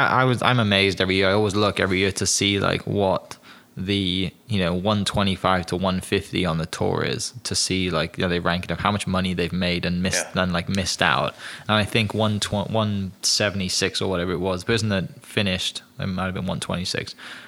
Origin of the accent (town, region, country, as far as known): Wales, United Kingdom